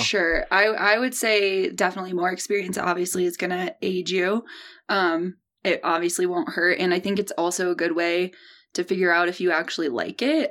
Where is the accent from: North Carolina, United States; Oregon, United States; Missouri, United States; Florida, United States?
Missouri, United States; St. Louis; I grew up in the Midwest, uh, born and raised in Saint Louis, Missouri.